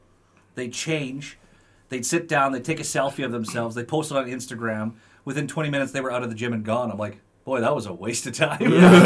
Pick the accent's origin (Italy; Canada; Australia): Canada; We're Canadian.